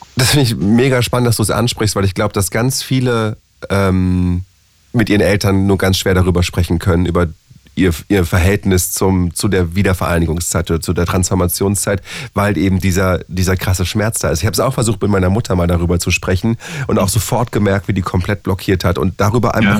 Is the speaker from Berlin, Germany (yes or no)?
yes; Berlin, Germany; also born or lived in Charlottenburg, Berlin / Friedrichshain, Berlin / Pankow, Berlin; ich bin ja im Osten der Stadt aufgewachsen und geboren und wohne jetzt äh, aber im tiefsten Westen der Stadt